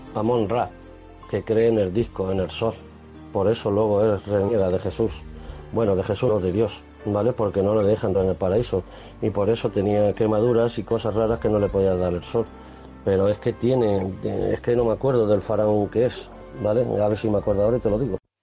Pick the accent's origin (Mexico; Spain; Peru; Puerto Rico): Spain; como español que me considero